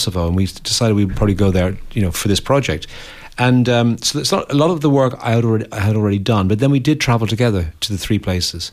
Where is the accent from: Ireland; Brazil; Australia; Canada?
Ireland; Dublin, Leinster; moved away as an adult; also born or lived in America / London; I grew up in Dublin and 60s, 70s